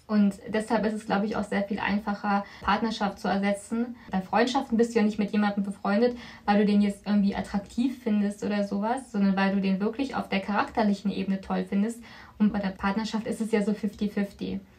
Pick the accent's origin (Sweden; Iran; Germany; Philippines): Philippines; moved away; ich komme von den Philippinen, also bin ich aus dem asiatischen Kulturkreis. Und ja. wie bist du sozialisiert, religiös? Ich bin auf dem Papier katholisch, römisch-katholisch, aber ich bin nicht gläubisch